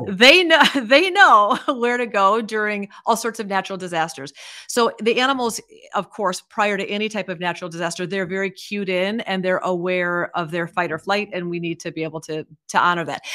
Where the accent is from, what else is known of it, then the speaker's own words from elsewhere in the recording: Iowa, United States; I grew up in Iowa